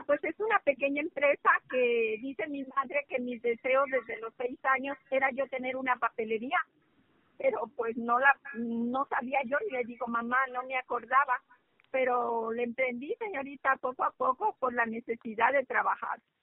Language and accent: Spanish; Mexico; somos mexicanas